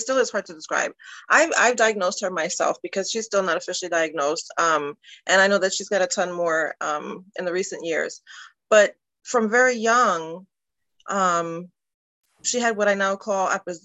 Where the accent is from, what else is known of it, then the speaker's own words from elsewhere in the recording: New York City, New York, United States; moved away as an adult; also born or lived in Delaware County, Pennsylvania; I'm originally from New York City